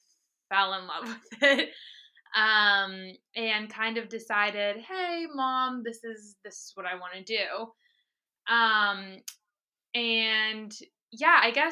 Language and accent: English; Bath, Maine, United States; moved away as an adult; also born or lived in Vinalhaven, Maine; now in Los Angeles, United States; I am from, originally from Bath, Maine